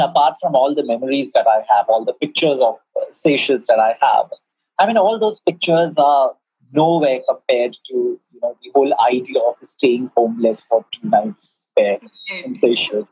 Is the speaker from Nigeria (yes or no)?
no; India; I'm an Indian.